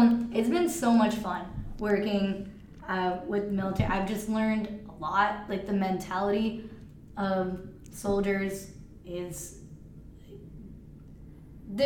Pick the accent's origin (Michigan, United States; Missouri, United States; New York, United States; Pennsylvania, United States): New York, United States; New York City; moved away as an adult; also born or lived in Texas / Fort Bragg; I grew up in New York City